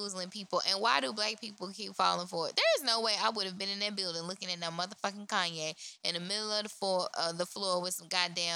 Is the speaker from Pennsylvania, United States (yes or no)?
no; Louisiana, United States; moved away; Louisiana, my state, my home state